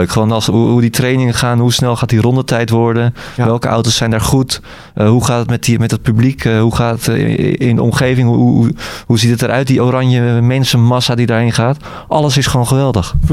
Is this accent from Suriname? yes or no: no; Haarlem, North Holland, Netherlands; nou, ik kom zelf uit Haarlem. Ik ken die omgeving op mijn, op mijn duimpje.